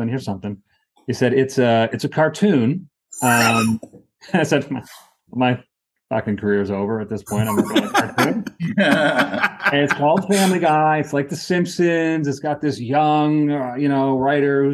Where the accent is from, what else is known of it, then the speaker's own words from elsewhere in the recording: New Hampshire, United States; moved away; I'm from New Hampshire